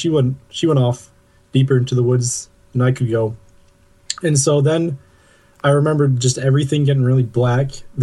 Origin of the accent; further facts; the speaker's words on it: New England, United States; I'm from New England, up north